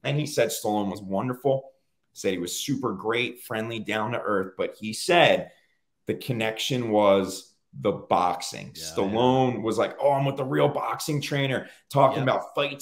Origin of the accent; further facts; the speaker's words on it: Cape May, New Jersey, United States; moved away; Born and raised in South Jersey, Cape May, New Jersey, where I was born